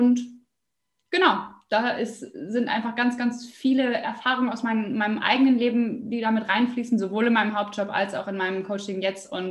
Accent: Osnabrück, Lower Saxony, Germany; Jawohl, also … ich komme aus Osnabrück bin jetzt 28 Jahre alt

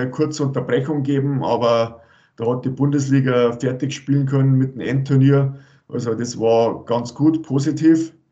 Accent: Rosenheim, Bavaria, Germany; ich bin aus Rosenheim, äh, da bin ich geboren und habe das Eishockey spielen gelernt

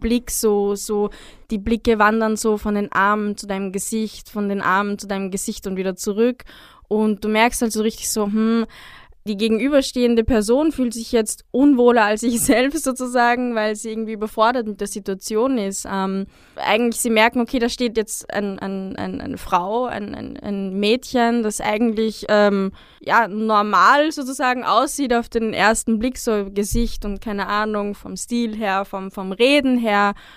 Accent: Upper Austria, Austria; moved away; also born or lived in Vienna; aufgewachsen in Oberösterreich, gemeinsam mit meiner Familie

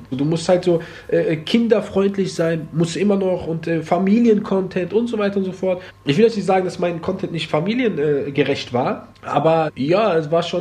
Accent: Germany; Ich bin voll Marokkaner, in Deutschland geboren, Deutschland groß geworden

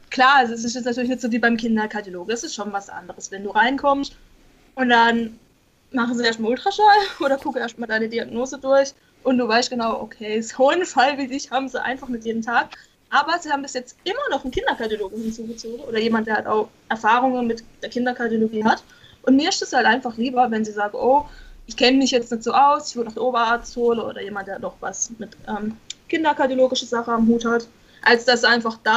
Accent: Baden-Württemberg, Germany; Ich komme aus dem Schwarzwald, also Südbaden.

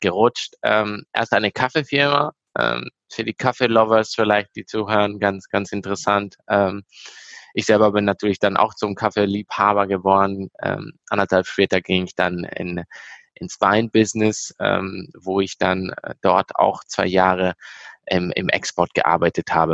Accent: Italy; moved away as an adult; now in Germany; Mein Vater ist Italiener, ich bin selber in Italien aufgewachsen, erst 2016 hergezogen. Ähm, natürlich zu Hause zweisprachig aufgewachsen, deshalb spreche ich so gut Deutsch.

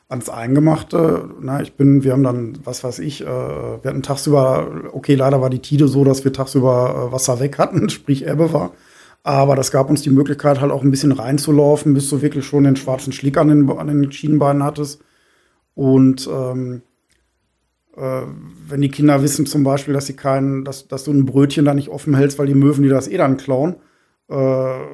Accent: Germany; ich äh, als Friese

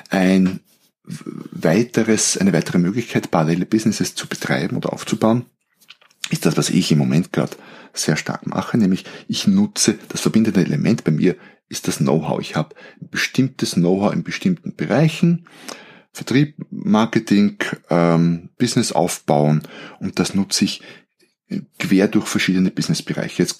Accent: Austria; aber bei uns in Österreich gibt es einen Skiort Obertauern

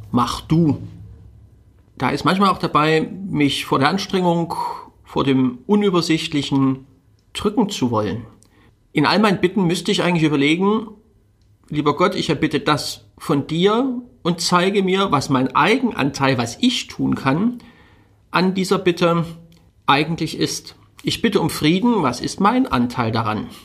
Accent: Dresden, Saxony, Germany; born there; Ich bin gebürtiger Dresdner. Alle Leipziger Zuhörer bitte ich um Entschuldigung.

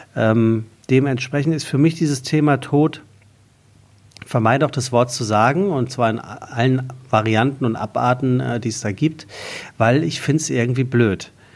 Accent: Taunus, Hesse, Germany; ich komme aus dem Taunus, äh, da gibt es äh, Berge

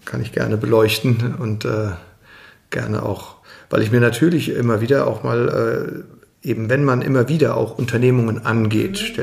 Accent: Mainz, Rhineland-Palatinate, Germany; born there; Ich bin 47 Jahre alt, in Mainz geboren, immer noch in Mainz wohnhaft, im Stadtteil Oberstadt

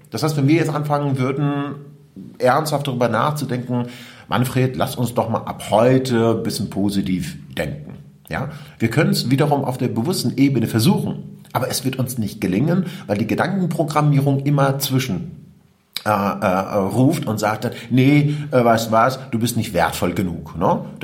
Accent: Iran; German is a second language; now in Germany; Und ich komme aus dem Iran. Ich bin ein Kriegskind. Mit äh, neun Jahren habe ich meinen Vater und meine Onkels verloren.

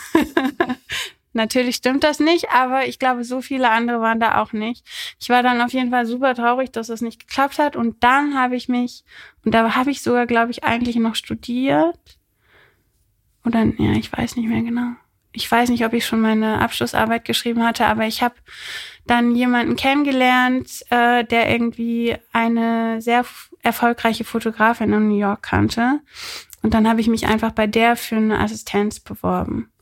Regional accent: Rhineland, Germany; moved away as an adult; also born or lived in Berlin; ich bin im Rheinland aufgewachsen

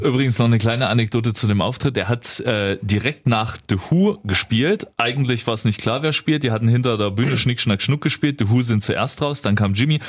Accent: Saxony, Germany; ich kann's als äh, Sachse auch mal dazu sagen

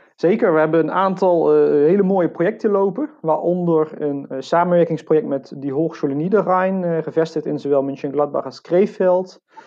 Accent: Venlo, Limburg, Netherlands; ik ben geboren in Venlo, maar ook echt letterlijk heel erg dicht bij die grens

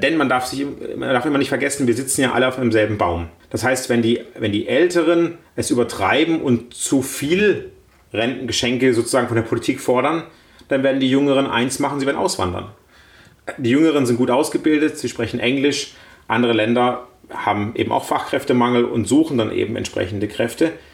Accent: Baden-Württemberg, Germany; als Badener

